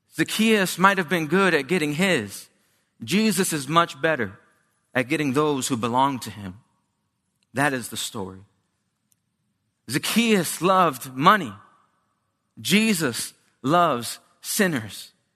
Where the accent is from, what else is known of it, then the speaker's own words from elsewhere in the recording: New Jersey, United States; I grew up in New Jersey, uh, small Hispanic church in Haddonfield, uh, Camden at one point